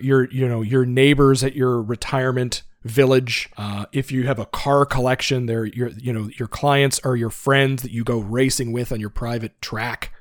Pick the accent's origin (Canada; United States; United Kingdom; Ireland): Canada; I'm a Canadian financial advisor